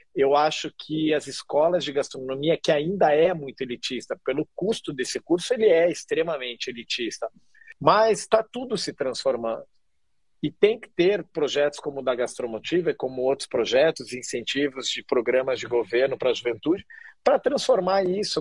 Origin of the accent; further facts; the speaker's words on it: Curitiba, Paraná, Brazil; moved away as an adult; now in Rio de Janeiro, Brazil; eu sou de Curitiba, mas eu sou um nômade peregrino